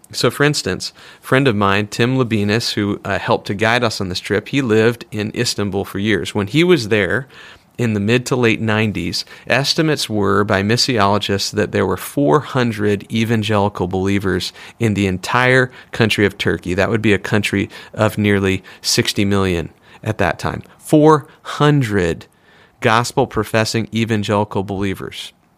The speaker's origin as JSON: {"language": "English", "country": "United States", "said": "as an American"}